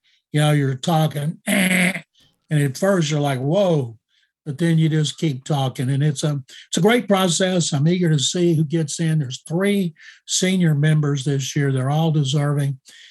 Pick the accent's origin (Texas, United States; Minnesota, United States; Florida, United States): Texas, United States; Waco; I grew up watching in Waco when I was a kid in the 60s